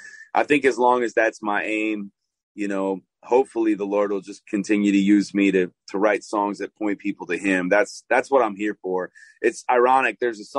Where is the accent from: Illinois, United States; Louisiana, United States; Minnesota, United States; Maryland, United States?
Illinois, United States; Chicago; now in Nashville, United States; I moved to Nashville from Chicago, Illinois, and I started to sound more Southern.